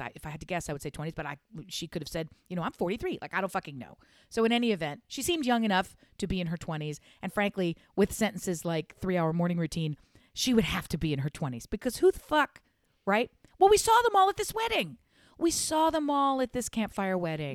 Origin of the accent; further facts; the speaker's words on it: United States; I'm an American